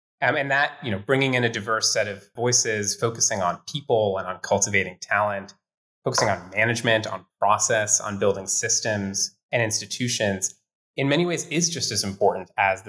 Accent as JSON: {"language": "English", "region": "Ohio", "country": "United States", "tie": "born or raised there", "also_born_or_lived": "Iowa / Pennsylvania", "said": "I grew up in the Midwest. I grew up in small communities in Ohio and Iowa, and then in Western Pennsylvania, and my world had been pretty small."}